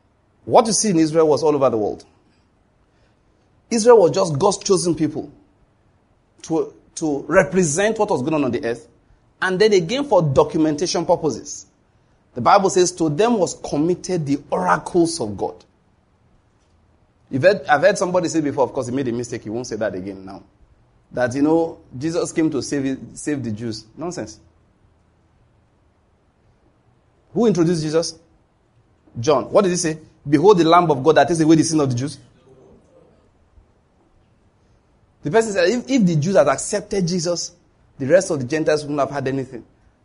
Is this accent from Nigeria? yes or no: yes; Nigeria; I'm a Christian from Nigeria.